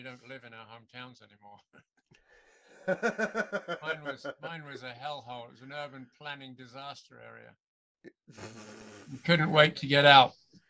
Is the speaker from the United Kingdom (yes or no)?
yes; Crawley, South East England, United Kingdom; moved away as an adult; also born or lived in Brighton; now in Canada; I come from Crawley originally